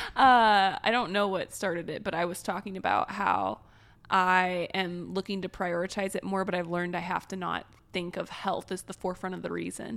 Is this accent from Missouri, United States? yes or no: yes; Springfield, Missouri, United States; moved away; I grew up in Springfield, Missouri